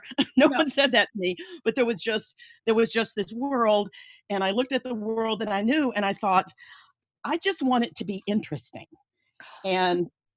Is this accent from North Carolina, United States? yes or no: yes; North Carolina, United States; also born or lived in Thailand; I'm from North Carolina, born and raised, and I'm back here now